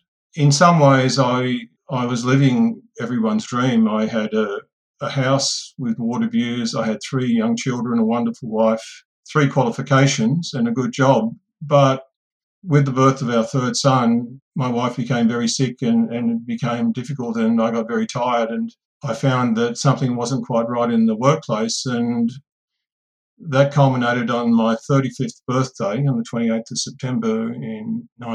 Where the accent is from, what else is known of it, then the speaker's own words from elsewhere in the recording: Australia; I'm an Aboriginal person of Warramai country, so I'm from the Gamapangal clan of Warramai country